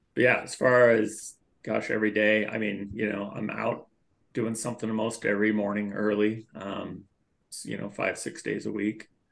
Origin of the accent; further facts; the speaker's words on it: Millcreek, Utah, United States; also born or lived in Lafayette, California; moved here pretty quick after I was born, and just raised here in East Mill Creek